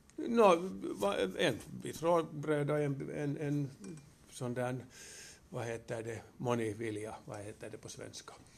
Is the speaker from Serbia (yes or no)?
no; Helsinki, Uusimaa, Finland; also born or lived in Kuopio; Jag är alltså jag är född i Helsingfors. Jag har börjat min skola i Kuopio. Jag har gått hälften av min skola på finska och sen andra hälften på svenska